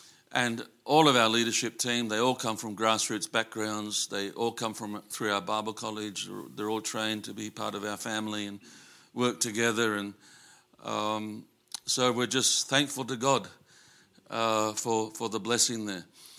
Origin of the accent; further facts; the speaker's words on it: Sydney, New South Wales, Australia; I'm grassroots. you know, I grew up in Sydney, but I missed a lot of my education because my excuse was my mum was really sick.